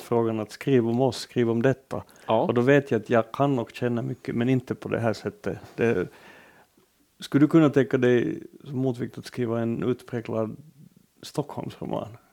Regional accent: Finland; Jag betraktas äh, hemma i Finland som en, ändå på något sätt som en ganska gediget borgerlig författare

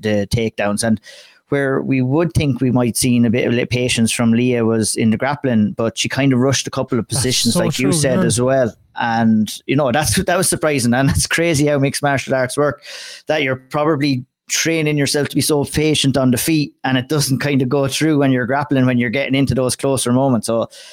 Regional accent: Ireland

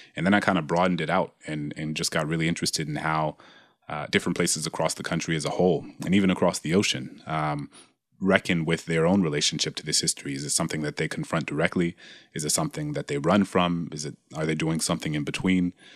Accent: the South, United States; I grew up in the South

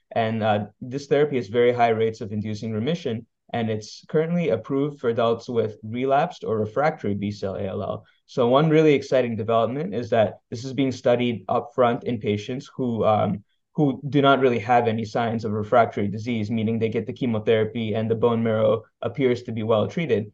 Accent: Columbus, Ohio, United States; moved away as an adult; now in Miami, United States; I grew up in the Midwest from Columbus, Ohio, uh, came down to Miami for medical school

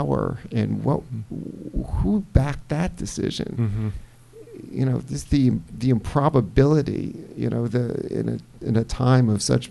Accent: United States; I'm an American and I live here.

